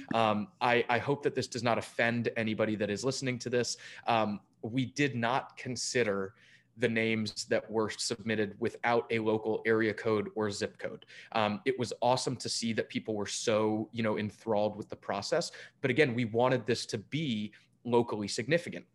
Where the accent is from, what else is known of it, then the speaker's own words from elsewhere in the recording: Durham, North Carolina, United States; moved away as an adult; now in Danville, United States; myself being from Durham